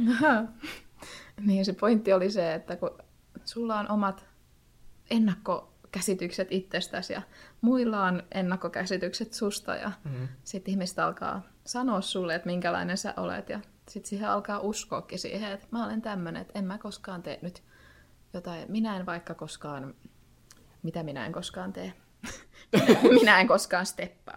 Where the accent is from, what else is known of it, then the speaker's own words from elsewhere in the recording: Turku, Southwest Finland, Finland; mä oon Turusta.